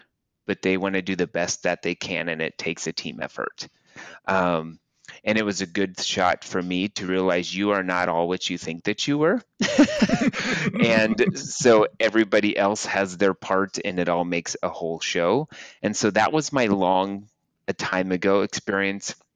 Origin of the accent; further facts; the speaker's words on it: Aurora, Nebraska, United States; I grew up in Aurora